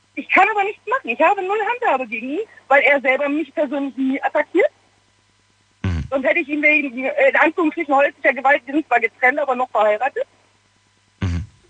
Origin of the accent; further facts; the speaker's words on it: Gladbach, North Rhine-Westphalia, Germany; moved away as an adult; habe ich meine Heimatstadt verlassen, bin aus Gladbach weggezogen